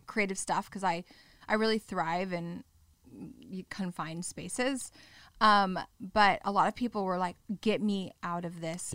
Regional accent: Orange County, California, United States; I grew up in Orange County

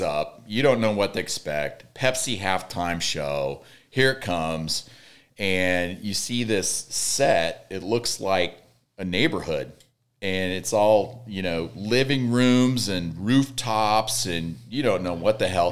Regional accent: Red Oak, Iowa, United States; moved away; my hometown is Red Oak, Iowa

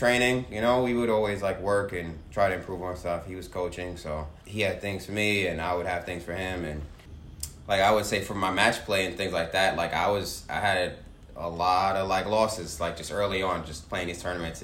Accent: New York City, New York, United States; I grew up playing in Southeast Queens

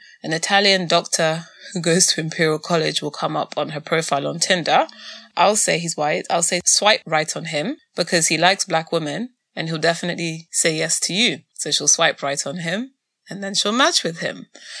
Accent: Nigeria; In our continent of scarcity as a Nigerian where there's never enough even water and electricity

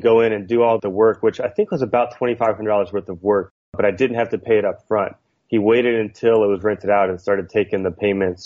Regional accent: outside New Orleans, Louisiana, United States; moved away as an adult; now in Long Beach, United States; I grew up outside New Orleans, Louisiana, in a really small town

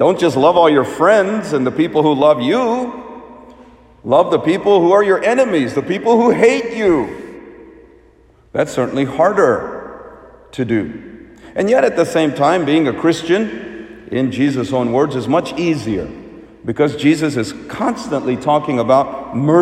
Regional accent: United States; as an Indian kid growing up as an immigrant in the United States

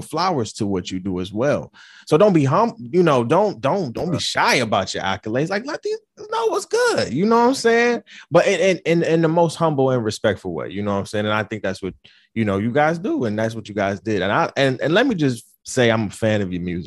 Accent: Detroit, Michigan, United States; moved away as an adult; also born or lived in Florida; now in New York, United States; I'm from Detroit. I was born in Florida, so it's just like coming from Florida to Detroit, and I was young

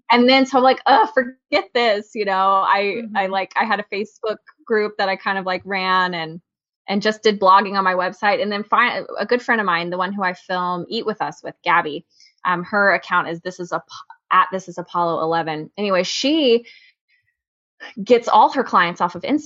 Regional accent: San Antonio, Texas, United States; I was born and raised in San Antonio.

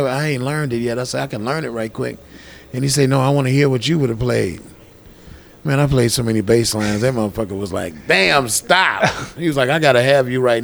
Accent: Detroit, Michigan, United States; moved away; I'm here from Detroit. I play bass.

